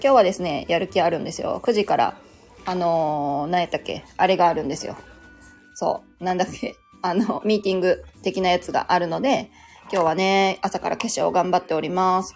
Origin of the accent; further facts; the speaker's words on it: Kansai, Japan; 私も関西人ですよ